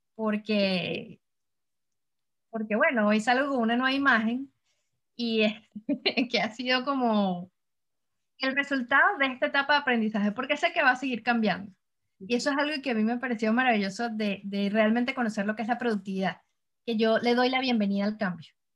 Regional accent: Caracas, Capital District, Venezuela; moved away as an adult; now in Montreal, Canada; Yo vengo del trópico del Caribe, vengo de Caracas, Venezuela

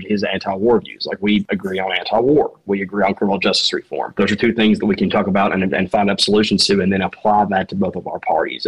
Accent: the South, United States; accent: Southern; I'm from the South and they hear my accent

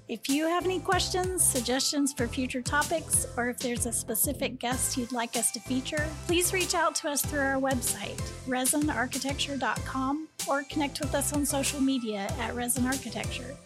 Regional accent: Houston, Texas, United States; moved away; I'm from Houston

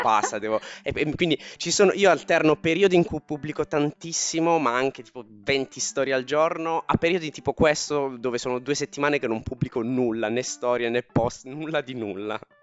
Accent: Taranto, Apulia, Italy; Tarantino perché sono di Taranto

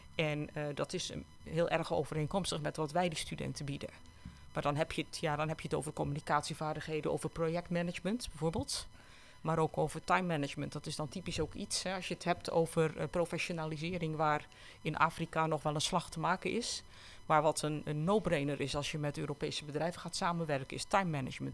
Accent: Netherlands

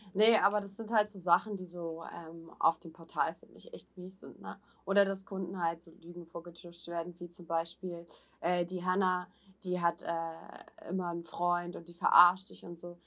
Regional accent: Hamburg, Germany; bin ich halt auch Hamburger, da trage ich das jetzt auf der Zunge

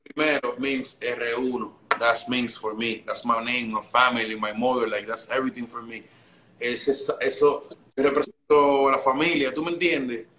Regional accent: Dominican Republic; also born or lived in Santo Domingo; now in New York, United States; yo nací en República Dominicana

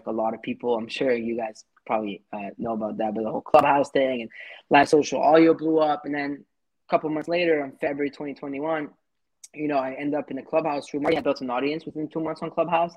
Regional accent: Paris, Île-de-France, France; now in Montreal, Canada; I'm a 27-year-old entrepreneur based in Montreal, Canada. I was born and raised in Paris

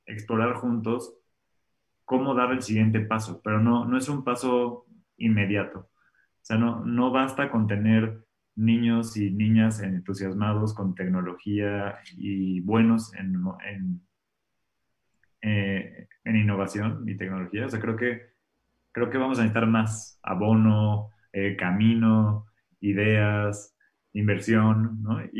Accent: Mexico; Y aunque yo sí creo que los mexicanos, aunque si te soy sincero, no sé si somos los mexicanos o los humanos

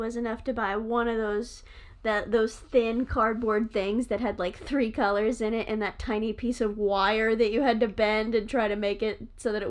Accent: United States; accent: American; my bad American accent.

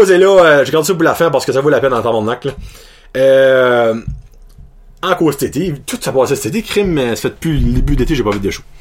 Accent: New Brunswick, Canada; ben moi, je suis originaire de la péninsule, je suis originaire de l'Acadie.

